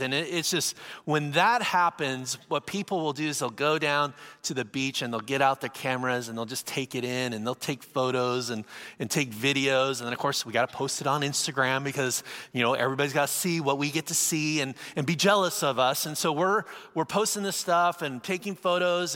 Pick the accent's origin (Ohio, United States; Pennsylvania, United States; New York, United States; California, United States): California, United States; San Diego; I'm from San Diego, California. I live, live by the beach